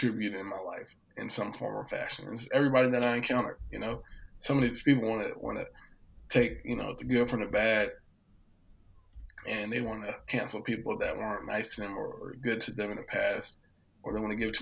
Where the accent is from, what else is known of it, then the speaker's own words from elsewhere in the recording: Hampton Roads, Virginia, United States; I grew up in Hampton Roads, Virginia